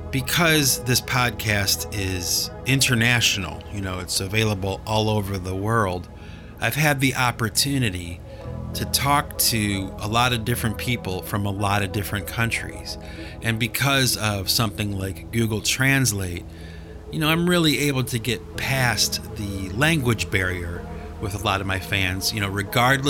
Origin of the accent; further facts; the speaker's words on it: United States; we're American, we drink coffee.